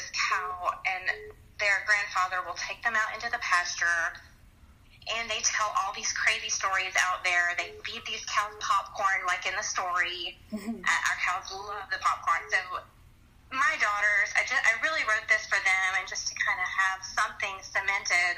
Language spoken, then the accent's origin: English; North Georgia, United States; I am from North Georgia.